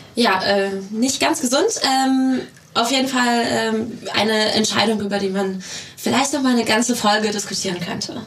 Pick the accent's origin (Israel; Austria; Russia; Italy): Russia; now in Germany; dass ich ursprünglich aus Russland komme. Ähm, irgendwo hat mich dieses Land äh, sehr geprägt, das ist natürlich meine Heimat